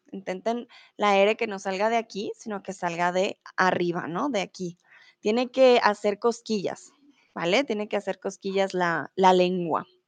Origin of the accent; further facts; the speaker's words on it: Colombia; now in Germany; soy de Colombia, soy tutora de español aquí en Chatterbox y em, comúnmente vivo en Alemania, ahora estoy en México